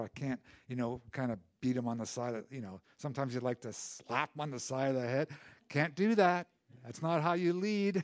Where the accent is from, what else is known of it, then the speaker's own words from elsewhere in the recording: Canada; as Canadian citizens, we participate in the culture and, and, uh, you know, i, in the direction of our country